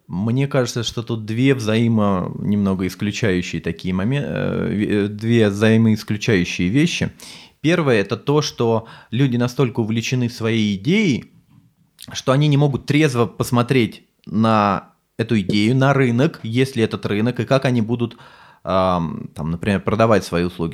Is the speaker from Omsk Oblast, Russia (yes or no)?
no; Sergiyev Posad, Moscow Oblast, Russia; я сам из Сергиева Посада из Подмосковья